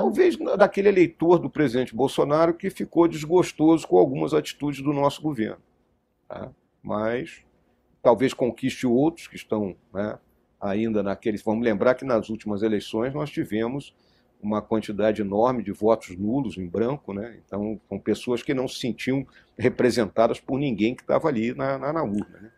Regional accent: Rio Grande do Sul, Brazil; moved away; also born or lived in Rio de Janeiro; Rio Grande do Sul, meu estado natal

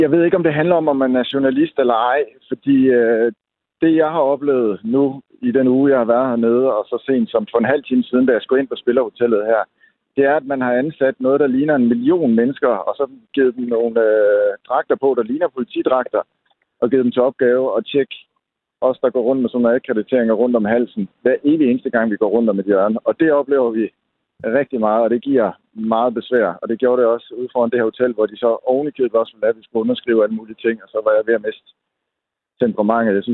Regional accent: Denmark; når man som dansker er vant til ultimativ frihed og selvfølgelig også pressefrihed

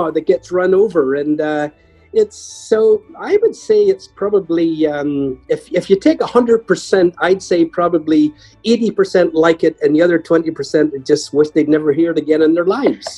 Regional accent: Ireland; moved away; also born or lived in Ballymena; Being Irish

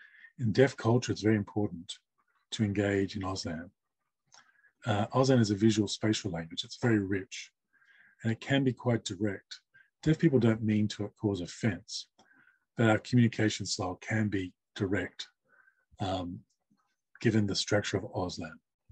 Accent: Australia; first language sign language; English is a second language; As a Asian deaf person from CALL community, English is not my first language or my home language. In fact, it's my fourth language. And my first language being sign language, my third language being English.

